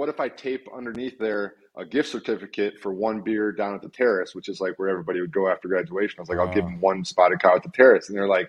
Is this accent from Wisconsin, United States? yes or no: yes; Wisconsin, United States; moved away as an adult; I grew up in Wisconsin. I grew up playing hockey